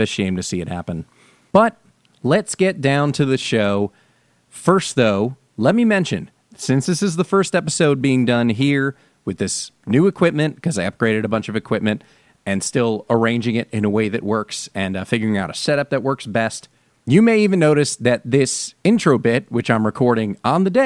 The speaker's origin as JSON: {"language": "English", "region": "New Jersey", "country": "United States", "tie": "born or raised there", "moved": "yes", "said": "when I was growing up in New Jersey"}